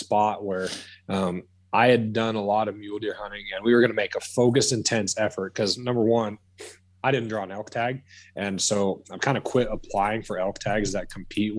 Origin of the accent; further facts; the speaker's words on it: Southwest Wyoming, United States; I grew up in Southwest Wyoming